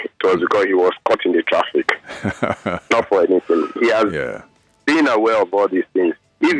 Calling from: Niger State, Nigeria; calling from Niger.

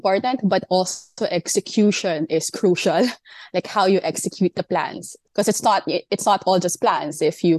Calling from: Manila, Metro Manila, Philippines; I'm calling in from Manila, Philippines.

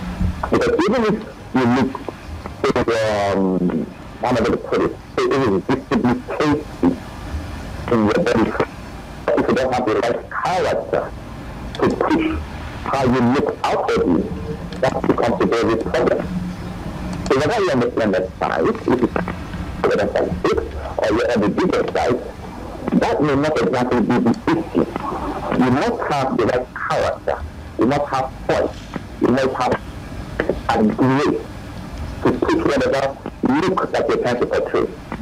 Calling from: Ikoyi, Lagos, Nigeria

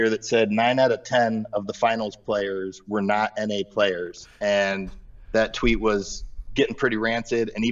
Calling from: Akron, Ohio, United States; Uh, Akron, Ohio.

